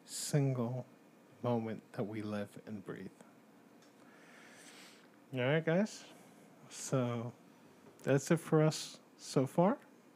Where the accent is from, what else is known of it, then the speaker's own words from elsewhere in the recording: Dominican Republic; I'm from the Dominican Republic